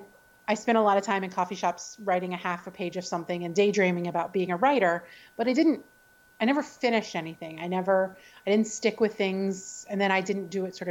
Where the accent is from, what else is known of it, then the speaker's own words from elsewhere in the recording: the South, United States; I was raised in the South